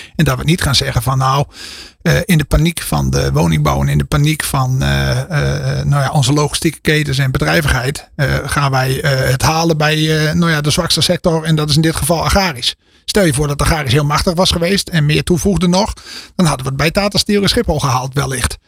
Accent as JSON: {"language": "Dutch", "region": "Friesland", "country": "Netherlands", "said": "Ik kom uit Friesland, ben er niet geboren."}